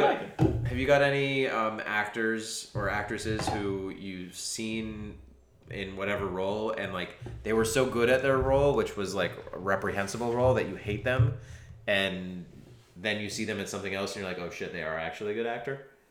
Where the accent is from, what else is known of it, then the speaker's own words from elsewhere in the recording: United States; moved away; I'm American.